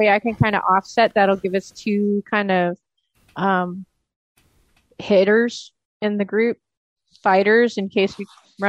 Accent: West Coast, United States; I don't think I could pull off that kind of accent. I'm from the West Coast.

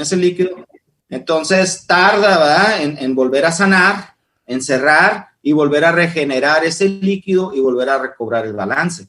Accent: Ensenada, Baja California, Mexico; moved away as an adult; now in Seattle, United States; soy el mexicano

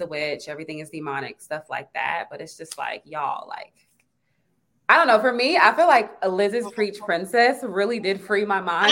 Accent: Nigeria; me being Nigerian

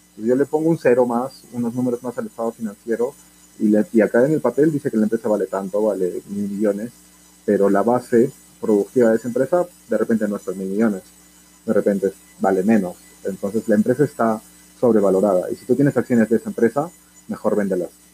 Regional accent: Peru; Como buen peruano, nos gusta

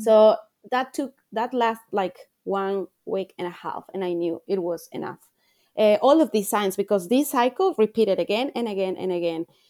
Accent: Ecuador; moved away as an adult; now in Australia; I'm, I'm from Ecuador. I'm living here in Australia, but I come from a little country in South America.

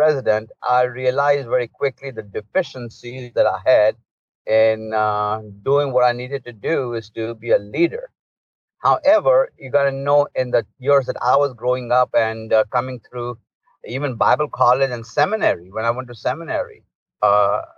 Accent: India; moved away as an adult; now in United States; I was born and raised in India in a pastor's home

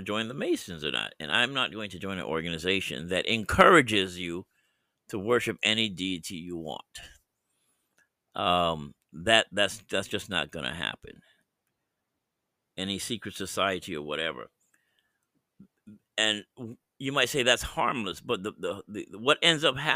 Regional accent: United States; I'm born in as an American citizen, so I'm here

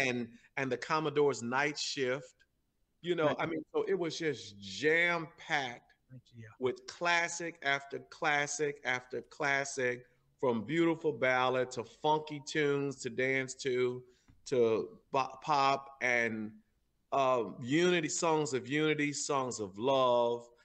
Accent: St. Louis, Missouri, United States; I'm from St. Louis. I grew up. I was born and raised right here in uh, in the North St. Louis.

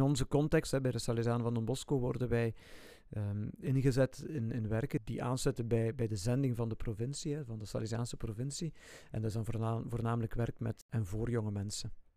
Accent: Ghent, Flanders, Belgium; moved away as an adult; also born or lived in Zwijnaarde / Hechtel / Heverlee; ik ben eh, geboren in Gent. Ik ben opgegroeid in Baarle. Baarle bij Drongen. Drongen is een ja, deelgemeente van Gent.

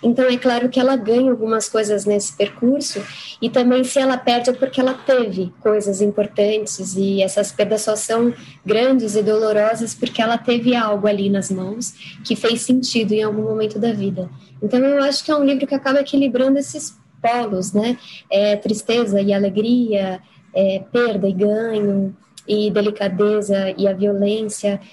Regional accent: Barueri, São Paulo, Brazil; moved away as an adult; now in São Paulo, Brazil; Eu nasci em São Paulo, é, depois, aos sete anos, eu me mudei para Barueri, fiquei morando lá até os meus 33

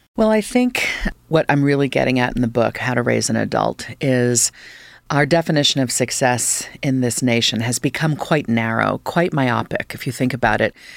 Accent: Fairfax County, Northern Virginia, United States; moved away; as a kid, I grew up, I've spent four lovely years in Northern Virginia and Fairfax County

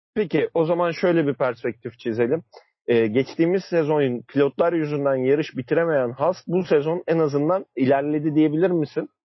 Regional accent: Istanbul, Turkey; memleketimiz İstanbul'a geri döneceğiz

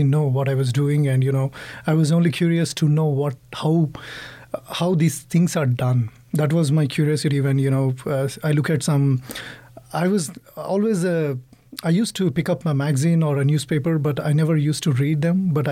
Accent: Hyderabad, Telangana, India; now in Texas, United States; I'm from Hyderabad, India, South

